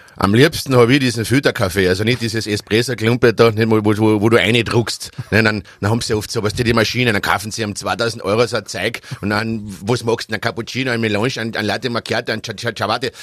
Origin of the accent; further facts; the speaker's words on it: Austria; also born or lived in Styria; Ich komme, wie gesagt, aus Schlatzing im Altertal